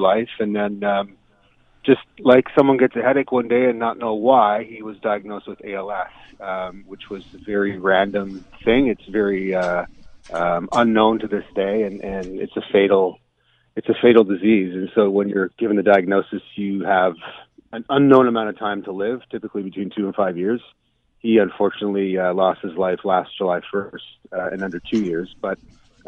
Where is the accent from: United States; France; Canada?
Canada; Milton, Ontario; I grew up in Milton